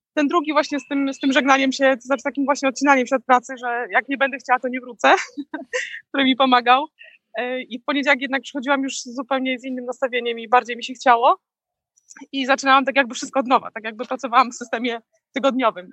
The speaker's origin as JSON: {"language": "Polish", "country": "Poland", "moved": "yes", "lives_now": "Florida, United States", "said": "ja z Polski"}